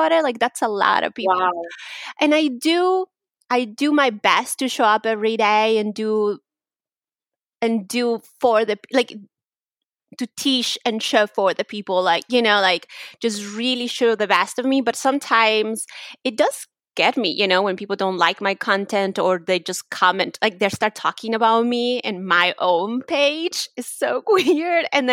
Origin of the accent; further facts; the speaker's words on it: Mexico; English is a second language; moved away; I'm from Mexico, so it's really, like, weird to hear people just right away make assumptions just because I have an accent or because I'm Mexican